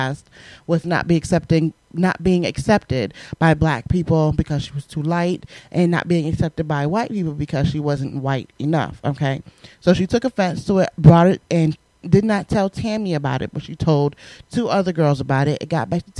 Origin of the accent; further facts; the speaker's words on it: Southern Connecticut, United States; accent: New York; I grew up in the Northeast, in Connecticut, okay, which we know is right next to New York. I grew up in South Connecticut.